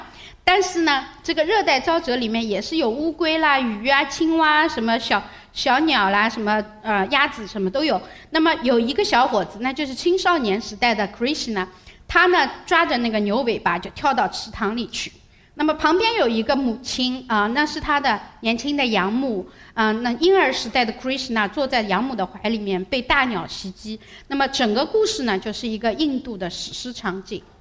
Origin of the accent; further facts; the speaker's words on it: China; 我们中国人是很老老实实把猪头牛头砍下来捧着走过去到祖庙里去